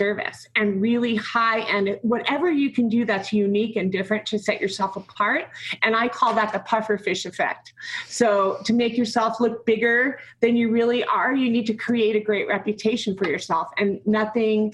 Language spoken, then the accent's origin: English; New Jersey, United States; moved away as an adult; also born or lived in New York City / Denver / St. Vincent and the Grenadines / Grenada; I grew up in New Jersey